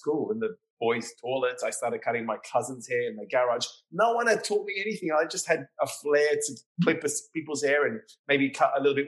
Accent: Sydney, New South Wales, Australia; moved away as an adult; also born or lived in London / New York; now in Miami, United States; I was born and raised in Sydney, Australia

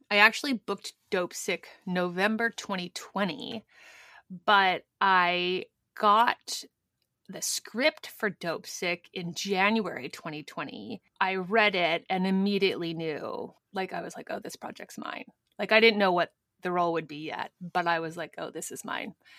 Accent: Albuquerque, New Mexico, United States; moved away; Better Call Saul, which shoots in my hometown

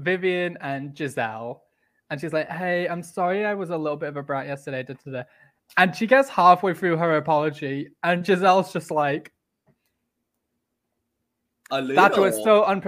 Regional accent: England, United Kingdom; being English

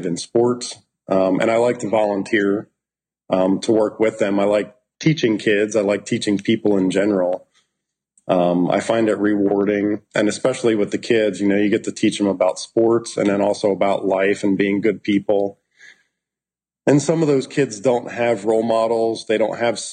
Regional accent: distant suburbs of Philadelphia, southeastern Pennsylvania, United States; I grew up in Pennsylvania, southeastern Pennsylvania. I like to say distant suburbs of Philadelphia

